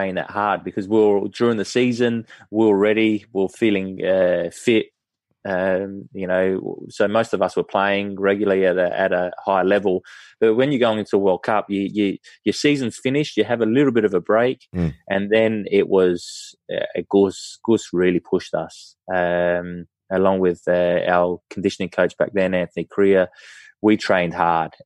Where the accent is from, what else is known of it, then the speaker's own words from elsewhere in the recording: Australia; being Australian